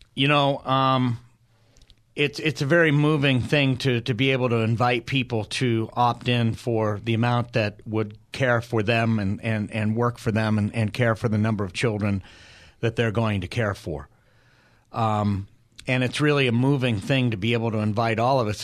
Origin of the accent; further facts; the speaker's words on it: Milford, New Hampshire, United States; moved away; a kid growing up in New Hampshire